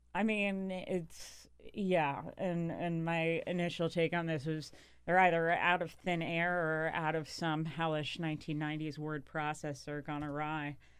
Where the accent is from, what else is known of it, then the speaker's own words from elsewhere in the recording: North Carolina, United States; I grew up in North Carolina